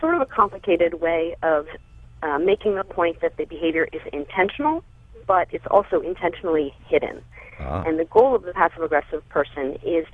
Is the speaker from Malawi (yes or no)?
no; Baltimore, Maryland, United States; now in Lehigh Valley, United States; I'm a little bit north of Philadelphia in the Lehigh Valley, originally from Baltimore.